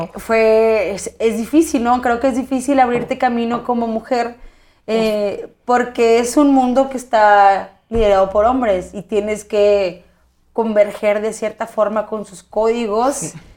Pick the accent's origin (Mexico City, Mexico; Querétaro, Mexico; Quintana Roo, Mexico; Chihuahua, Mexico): Chihuahua, Mexico; moved away as an adult; now in Monterrey, Mexico; yo nací en Chihuahua, Chihuahua, Chihuahua capital